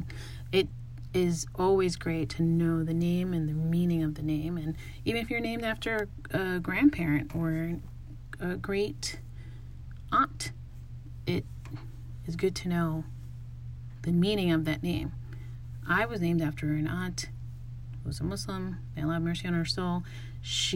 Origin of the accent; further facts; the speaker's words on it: United States; growing up in the United States